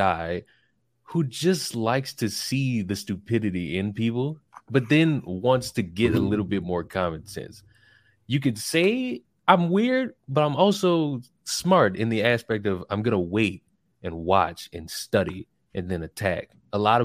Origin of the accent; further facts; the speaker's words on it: New Orleans, Louisiana, United States; moved away as an adult; also born or lived in Atlanta; now in Tallahassee, United States; I'm from Louisiana